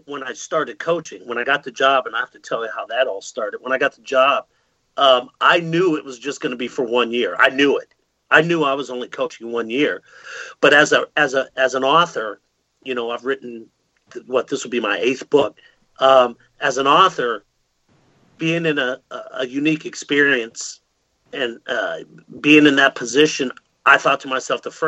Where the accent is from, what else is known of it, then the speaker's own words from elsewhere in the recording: Ohio, United States; also born or lived in Raleigh, North Carolina; I'm from Ohio